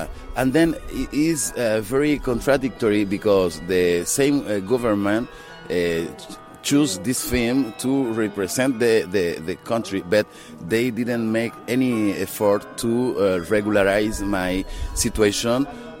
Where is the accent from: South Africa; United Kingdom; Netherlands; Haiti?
Haiti; English is a second language; also born or lived in Dominican Republic; I'm an actor and filmmaker, and I come to show God Willing Julie. I'm from Haiti and Dominican Republic, two of them.